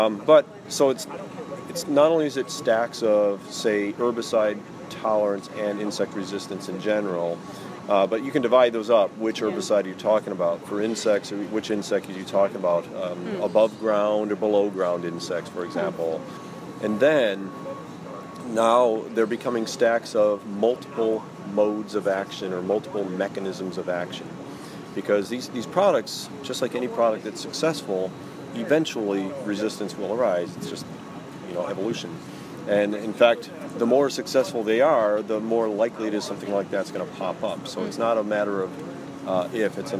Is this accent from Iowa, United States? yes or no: yes; Iowa, United States; I'm a Midwesterner. I'm from Iowa, although I'm not from a farm background